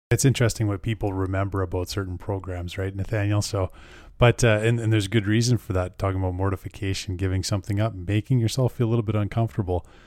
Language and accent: English; Canada